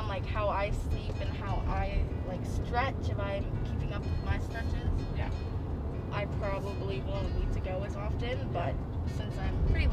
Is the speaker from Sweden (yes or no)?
no; Kamloops, British Columbia, Canada; I was born in Kamloops.